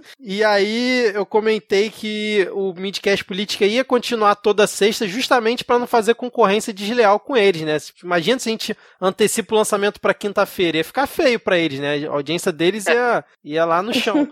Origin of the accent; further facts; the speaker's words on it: Rio de Janeiro, Brazil; eu, como um bom carioca